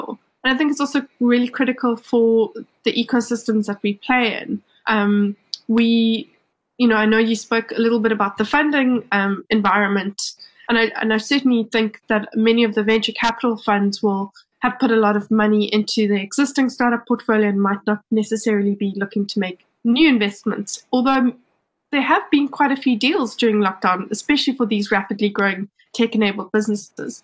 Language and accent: English; South Africa; as a South African